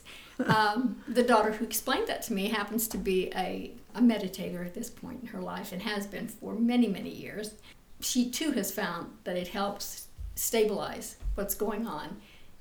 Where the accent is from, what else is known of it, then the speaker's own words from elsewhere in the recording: Midwest, United States; moved away as an adult; also born or lived in New York; I come from the Midwest, so it's a very solid, comforting background to come from.